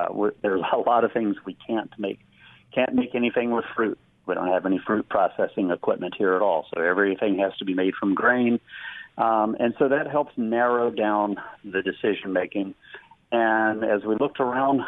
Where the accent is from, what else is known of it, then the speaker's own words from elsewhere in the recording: Kentucky, United States; now in Seattle, United States; I'm from Kentucky